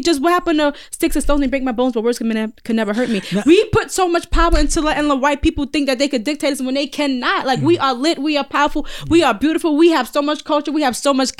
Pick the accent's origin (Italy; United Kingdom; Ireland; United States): United States; We're American.